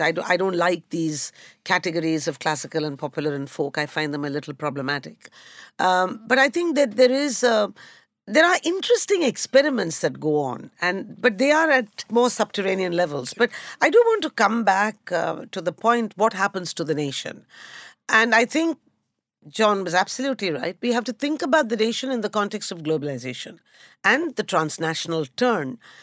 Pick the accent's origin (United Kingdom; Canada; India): India; Kolkata, West Bengal; moved away; also born or lived in Mumbai; I come from a Tamil speaking family that grew up in Calcutta. So we spoke Bangla at home